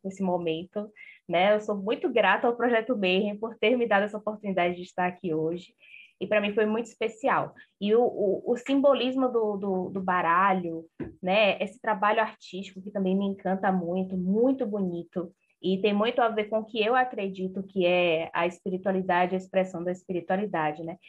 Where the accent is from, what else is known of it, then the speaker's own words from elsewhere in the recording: Salvador, Bahia, Brazil; Eu sou de Salvador